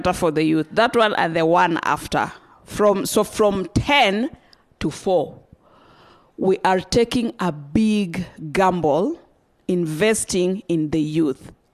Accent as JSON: {"language": "English", "region": "Western Kenya", "country": "Kenya", "said": "I come from Western Kenya"}